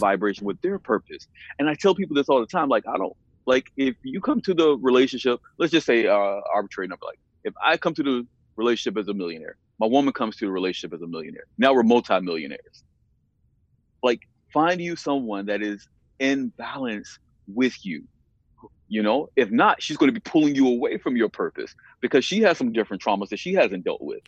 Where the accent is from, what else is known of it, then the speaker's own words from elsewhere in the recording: the South, United States; I'm from the South and I'm a black man